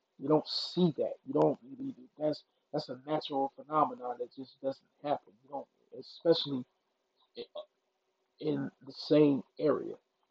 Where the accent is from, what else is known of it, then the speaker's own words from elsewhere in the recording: Mississippi, United States; I grew up in Mississippi